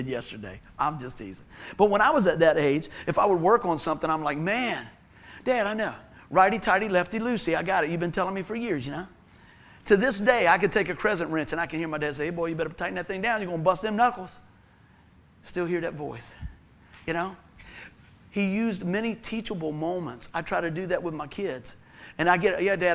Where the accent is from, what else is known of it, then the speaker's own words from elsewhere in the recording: Buckroe, Virginia, United States; Where I grew up over in Buck Grove